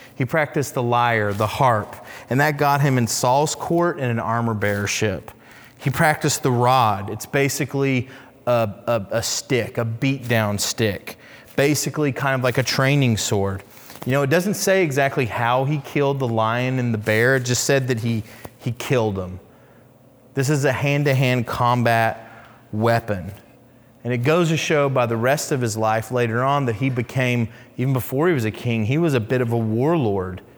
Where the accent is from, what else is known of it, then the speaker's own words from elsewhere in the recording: Oklahoma City, Oklahoma, United States; I grew up in Oklahoma City